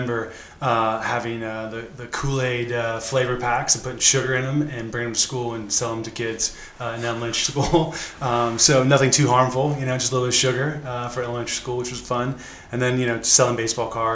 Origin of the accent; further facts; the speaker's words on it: Chapel Hill, North Carolina, United States; moved away as an adult; also born or lived in Wisconsin / California; now in Arizona, United States; I was born in Wisconsin and grew up in North Carolina. Moved out to California in late 90s and then to Arizona in 1999